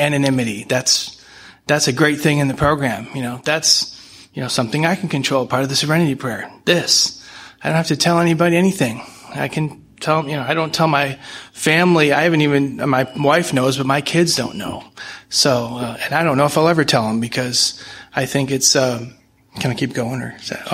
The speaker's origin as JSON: {"language": "English", "town": "St. Louis", "region": "Missouri", "country": "United States", "tie": "born or raised there", "said": "From St. Louis."}